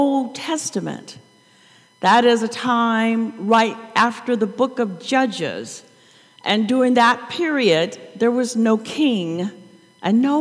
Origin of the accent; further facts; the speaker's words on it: St. Louis, Missouri, United States; I am from Missouri